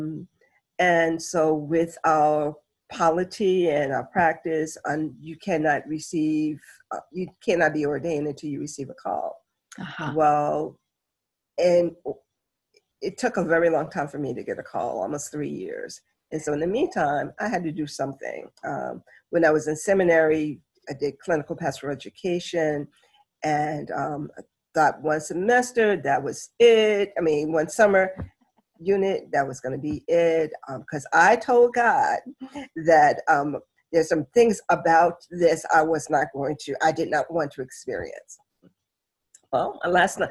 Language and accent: English; New York City, New York, United States; I'm a native New Yorker. I'm born and raised in Brooklyn, New York